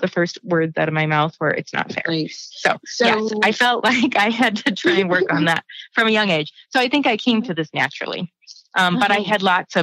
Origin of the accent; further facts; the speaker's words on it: Billings, Montana, United States; I was born in Billings. I grew up on a farm about 35 miles east of Billings in the Huntley Project area near Pompey's Pillar